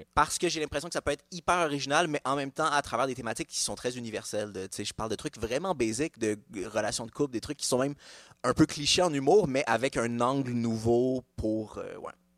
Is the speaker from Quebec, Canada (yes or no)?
yes; Montreal, Quebec, Canada; also born or lived in Laval; je suis né dans un hôpital à Laval, mais j'ai grandi à Montréal